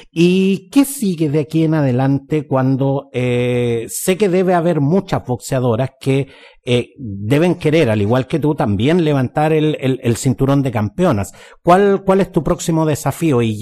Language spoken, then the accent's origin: Spanish; Chile; Porque cuando los deportistas ganan, somos todos chilenos.